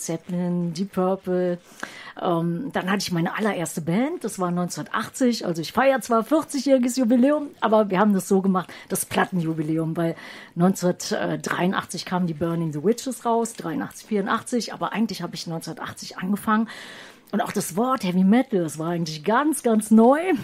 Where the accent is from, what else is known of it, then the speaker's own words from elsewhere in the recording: Düsseldorf, North Rhine-Westphalia, Germany; moved away; ich komme ehemals aus Düsseldorf